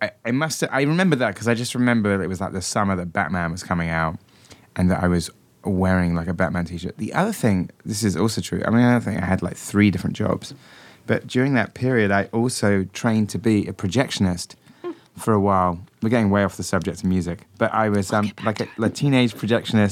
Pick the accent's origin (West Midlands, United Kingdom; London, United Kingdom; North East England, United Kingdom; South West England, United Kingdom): South West England, United Kingdom; Wells; now in United States; near my hometown of Wells in Somerset